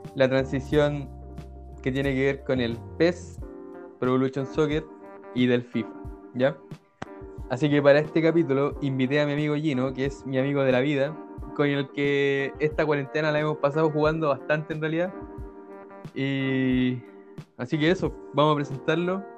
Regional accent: Coquimbo, Chile; yo ahora vivo en la cantera, Coquimbo pero gran parte de mi infancia lo viví en Sindempar

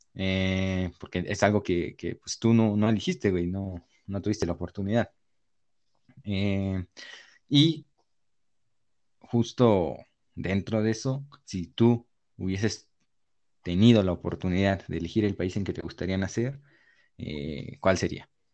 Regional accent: Mexico; nacer en este país que ni siquiera elegí yo nacer en este país

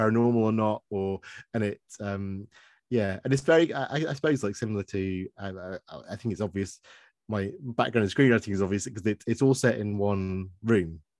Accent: Stoke-on-Trent, West Midlands, United Kingdom; now in Worthing, United Kingdom; I got out of Stoke

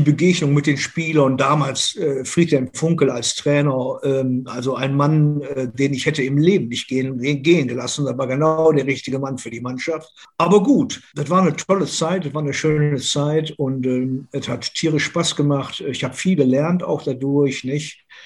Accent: Mülheim an der Ruhr, North Rhine-Westphalia, Germany; moved away as an adult; also born or lived in Hamburg; now in Duisburg, Germany; Ich bin hier in Hochfeld geboren, 1962 im Marienhospital und ähm, bin zwar in Mülheim an der Ruhr aufgewachsen

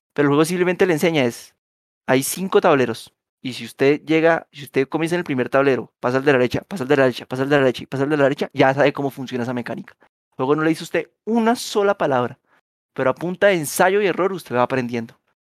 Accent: Colombia; usted y yo somos colombianos y nacimos en los 90

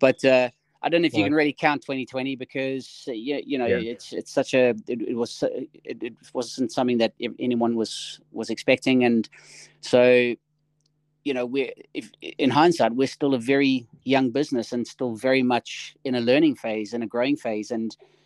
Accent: South Africa; moved away as an adult; I'm originally, if you haven't heard in the accent, I'm originally from South Africa.

